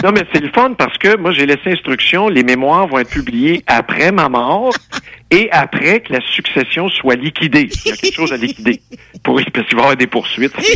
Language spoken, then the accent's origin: French; Saint-Rémy, Quebec, Canada; born or raised there